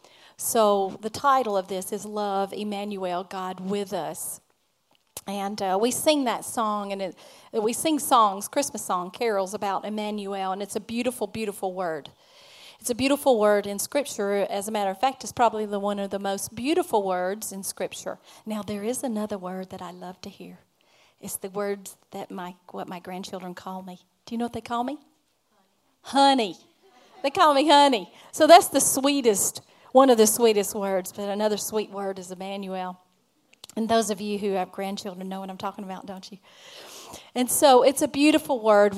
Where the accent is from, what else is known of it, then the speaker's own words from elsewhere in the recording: Alabama, United States; I'm from Alabama. So, and happy to be. We're Alabamians